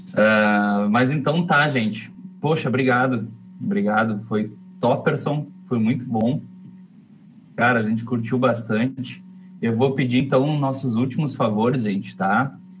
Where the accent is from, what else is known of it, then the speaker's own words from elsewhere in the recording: Rio Grande, Rio Grande do Sul, Brazil; Eu e o Dani, a gente se criou junto lá em Rio Grande